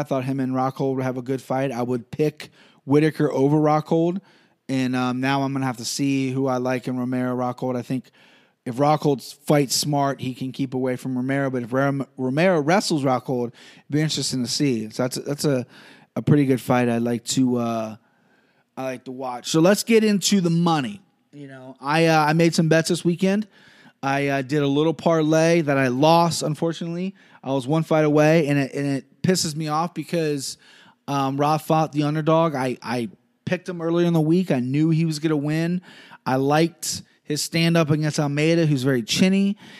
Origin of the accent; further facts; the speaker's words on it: Cincinnati, Ohio, United States; I'm from Cincinnati.